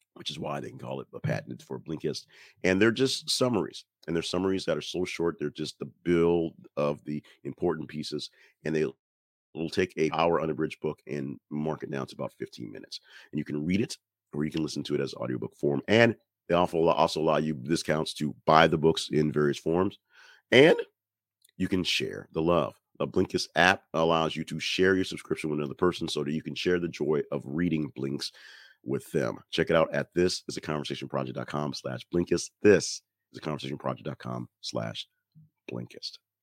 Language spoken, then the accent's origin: English; Alabama, United States; I'm from Alabama